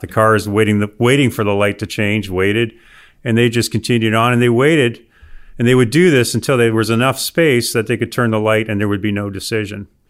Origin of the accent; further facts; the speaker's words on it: Windsor, Ontario, Canada; also born or lived in Alberta / Nebraska / Texas; now in Auburn, United States; I grew up in Windsor, Ontario, which is right across from Detroit